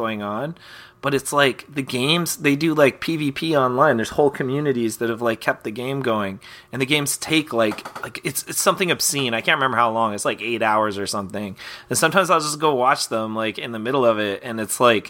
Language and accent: English; Canada; as a kid growing up in Canada with no cable